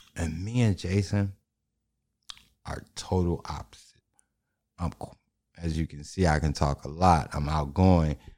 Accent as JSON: {"language": "English", "town": "Chicago", "region": "Illinois", "country": "United States", "said": "And I'm from Chicago, and we end up in the West, too."}